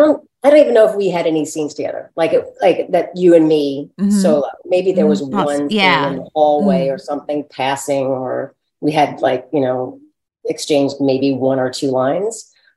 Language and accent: English; New York, United States; I'm from New York and I've been around and I can handle it, whatever.